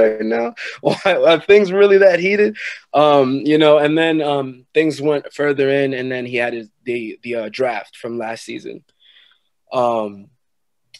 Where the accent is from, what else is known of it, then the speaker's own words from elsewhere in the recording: New York, United States; also born or lived in Long Island; I'm from New York, resided in Long Island